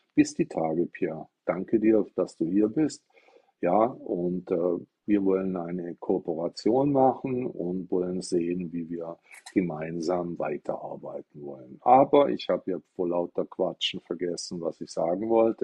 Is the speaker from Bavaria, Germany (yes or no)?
no; Stuttgart, Baden-Württemberg, Germany; ich komme aus Stuttgart